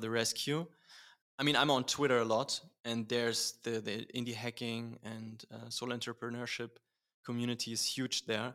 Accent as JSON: {"language": "English", "region": "Berlin", "country": "Germany", "tie": "born or raised there", "said": "born and raised in Berlin."}